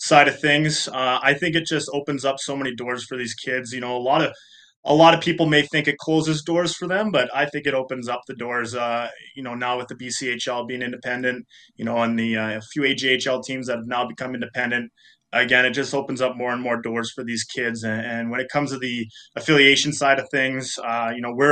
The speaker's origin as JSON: {"language": "English", "town": "Hermantown", "region": "Minnesota", "country": "United States", "tie": "born or raised there", "also_born_or_lived": "Steinbach, Manitoba / Winnipeg", "moved": "as an adult", "said": "I grew up in Hermantown, Minnesota, was able to play for Hermantown High School"}